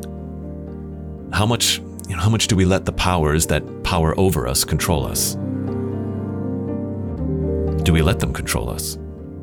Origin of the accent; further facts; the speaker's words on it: Kenosha, Wisconsin, United States; moved away; my hometown, Kenosha